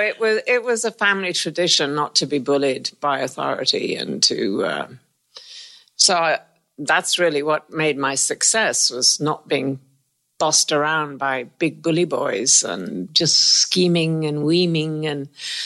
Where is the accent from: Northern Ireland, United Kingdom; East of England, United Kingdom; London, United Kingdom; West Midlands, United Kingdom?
West Midlands, United Kingdom; Worcestershire; I come from Worcestershire in England, and we lived in the country. Very normal, ordinary family.